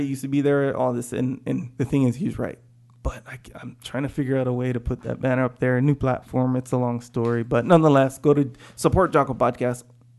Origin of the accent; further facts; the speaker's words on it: Kauai, Hawaii, United States; now in San Diego, United States; I'm from Kauai.